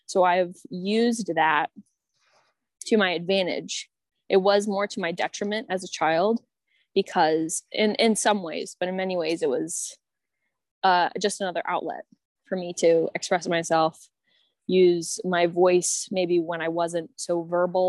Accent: Maryland, United States; now in Washington, United States; I'm from Maryland

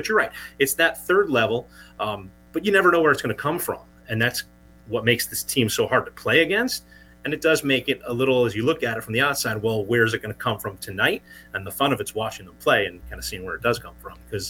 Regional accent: New Jersey, United States; I live in New Jersey, a lot of followers, you know, was born and raised in New Jersey

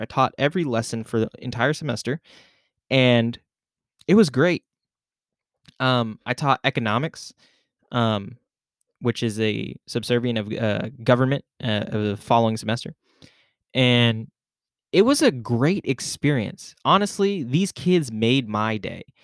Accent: Philippines; I'm Filipino

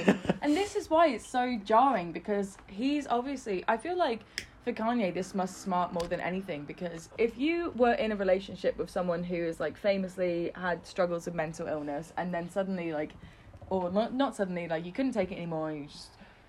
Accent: New York, United States; And I've always been around celebrities because I'm from New York.

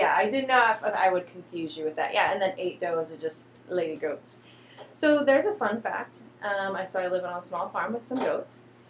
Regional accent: Michigan, United States; I grew up with goats in Michigan

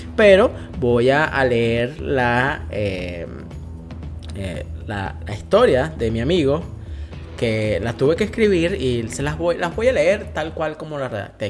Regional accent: Venezuela; moved away as an adult; yo soy venezolano eh, y eh, ya no estoy en Venezuela

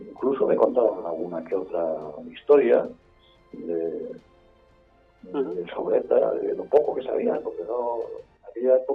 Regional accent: Basque Country, Spain; Eh, eh, soy vasco, con todos los apellidos vascos

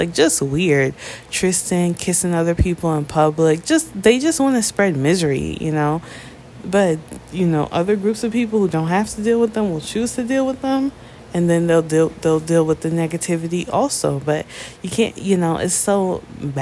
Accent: New York, United States; I'm from New York

